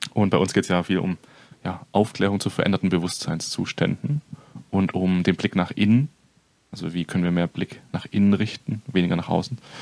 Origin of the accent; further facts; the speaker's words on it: near Stuttgart, Baden-Württemberg, Germany; moved away as an adult; also born or lived in northern Germany; mein ganzes Leben schon hier unten gelebt